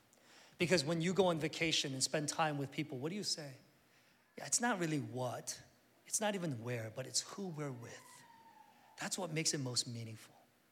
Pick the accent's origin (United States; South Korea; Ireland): South Korea; I remember, like I said, I grew up in Korea back in the 70s, and we had some relatives out in the countryside